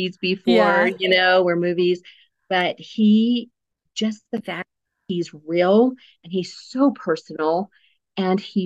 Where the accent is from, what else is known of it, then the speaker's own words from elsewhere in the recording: Cortez, Colorado, United States; also born or lived in Black Forest, Colorado; I am a native Coloradoan